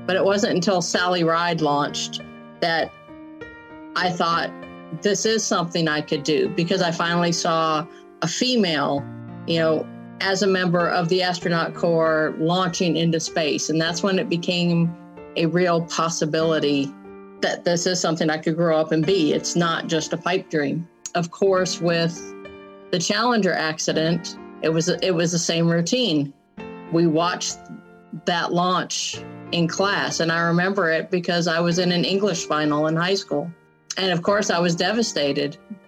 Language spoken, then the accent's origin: English; San Diego, California, United States; Growing up in San Diego is what, you know, helped shape me into the person that I am.